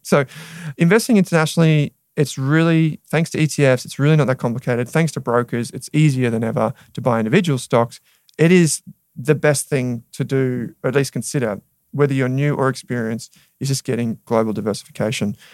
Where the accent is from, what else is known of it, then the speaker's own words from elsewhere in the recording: Australia; we're Australian consumers